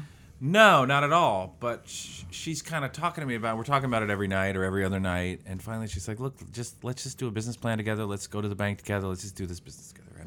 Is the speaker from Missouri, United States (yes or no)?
yes; St. Louis, Missouri, United States; moved away as an adult; also born or lived in Illinois; now in Columbus, United States; I'm from Saint Louis, Missouri